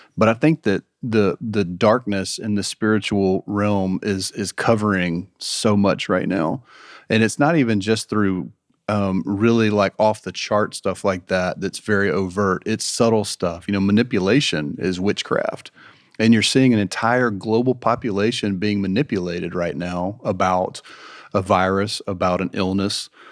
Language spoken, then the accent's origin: English; Marietta, Georgia, United States; growing up in Marietta, in um, you know a kind of current culture and going to visit cousins in Villarica, Georgia